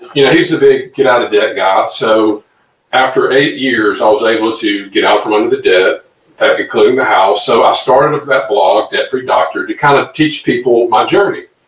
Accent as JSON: {"language": "English", "region": "Louisiana", "country": "United States", "tie": "born or raised there", "said": "come back here to my hometown, Louisiana"}